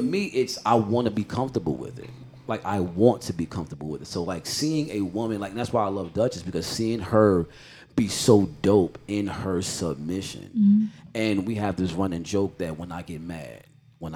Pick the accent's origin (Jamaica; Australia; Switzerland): Jamaica; I'm Jamaican.